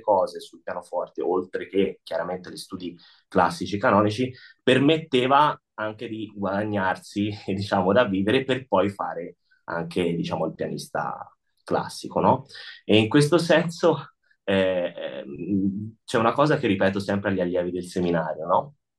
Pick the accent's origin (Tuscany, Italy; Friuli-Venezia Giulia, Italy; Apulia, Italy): Tuscany, Italy; now in Lugano, Switzerland; io e lui siamo toscani, abbiamo in comune anche modi di dire